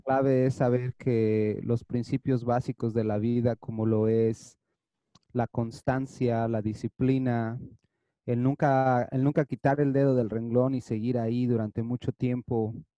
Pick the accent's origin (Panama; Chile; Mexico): Mexico; Toluca, State of Mexico; moved away as an adult; now in Los Angeles, United States; yo crecí, nací, crecí en México, en Toluca estaba en México